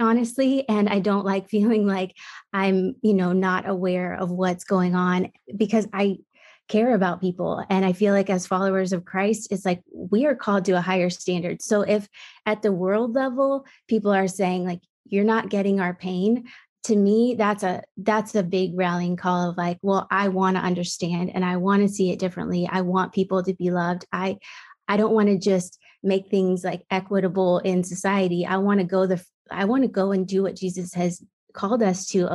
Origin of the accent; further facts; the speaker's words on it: Midwest, United States; I grew up in the Midwest